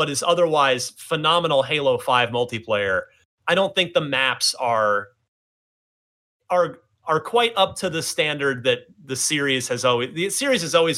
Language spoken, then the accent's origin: English; New Jersey, United States; in New Jersey, my home state